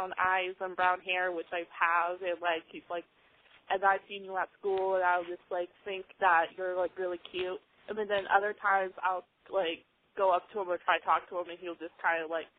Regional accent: Columbus, Ohio, United States; I am 21, and I'm from Columbus, Ohio

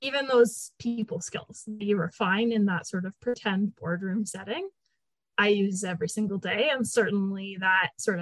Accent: Canada; I am Canadian

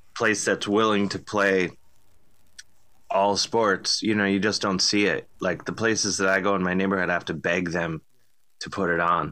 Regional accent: Cleveland, Ohio, United States; now in New York, United States; growing up in Cleveland

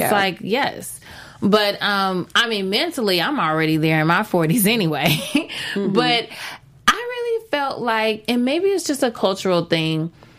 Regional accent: Texas, United States; moved away; I'm not from California culture. Okay. I'm from Texas.

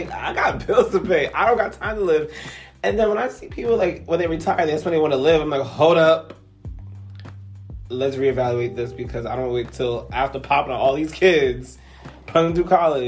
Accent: New York City, New York, United States; living in Brooklyn, where I'm from

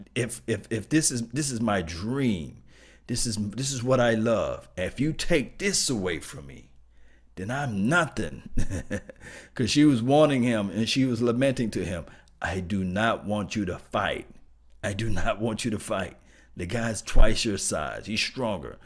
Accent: Mississippi, United States; I'm from Mississippi, you know, I'm from country town

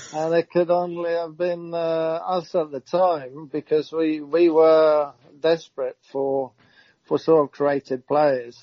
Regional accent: Norway; moved away as an adult; also born or lived in Southampton; growing up

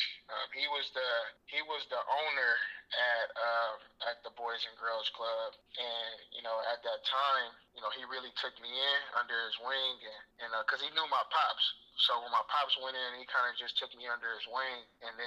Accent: Oakland, California, United States; Oakland, California, man. I'm from the Bay. Born and raised in Oakland

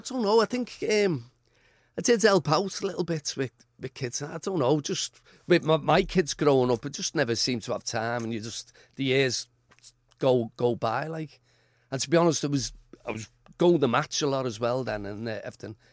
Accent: Liverpool, North West England, United Kingdom; I was born in Anfield, grew, grew up here, li-, we lived in Norris Green for a while

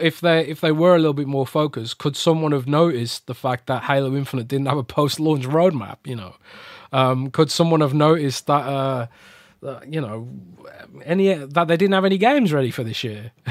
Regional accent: United Kingdom; as a Brit

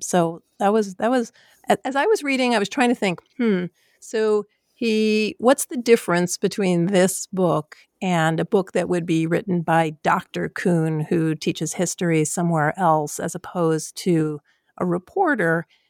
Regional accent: New York City, New York, United States; I am from New York. I'm from Queens

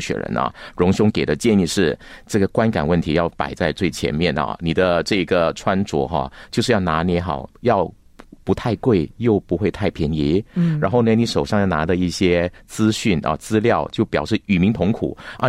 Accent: Johor Bahru, Johor, Malaysia; now in Kuala Lumpur, Malaysia; 我是新山人

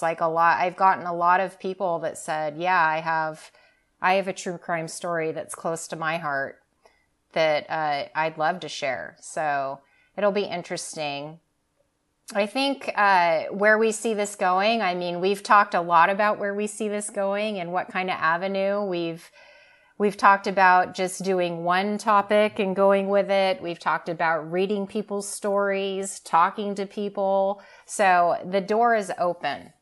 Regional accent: Southern Oregon, United States; born and raised in Southern Oregon, and I've lived here my whole life

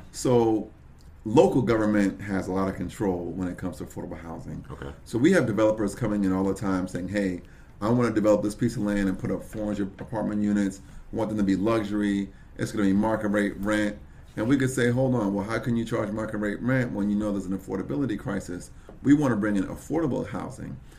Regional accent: Brooklyn, New York, United States; now in Tamarac, United States; I'm from Brooklyn, New York

